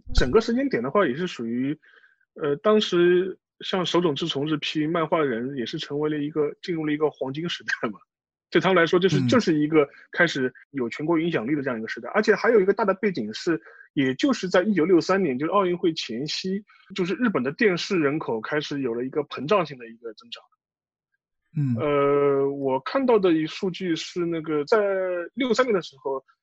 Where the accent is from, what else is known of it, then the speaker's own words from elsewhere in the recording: China; 至少是我那个年龄层的中国人